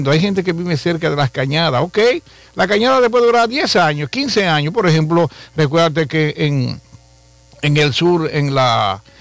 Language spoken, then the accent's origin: Spanish; Santiago de los Caballeros, Santiago, Dominican Republic; yo nací y me crié en Bellavista, Soy detrás de, eh, en Brooklyn, después del puente. Decimos Brooklyn así después del puente.